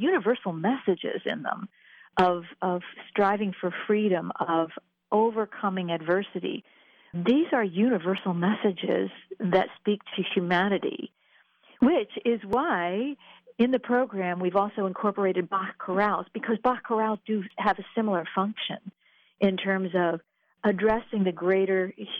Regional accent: Quakertown, Pennsylvania, United States; I'm from Quakertown originally

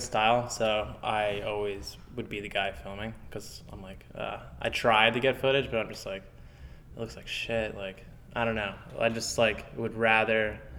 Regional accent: Fort Lauderdale, Florida, United States; Yeah, like, Pompano, Fort Lauderdale.

